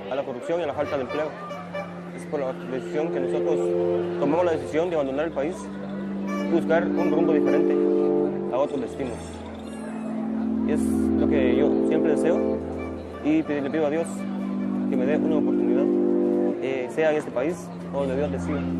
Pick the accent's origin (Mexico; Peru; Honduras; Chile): Honduras; San Pedro Sula, Cortés; moved away as an adult; 40 años de edad, vengo de Honduras, de la ciudad de San Pedro Sula.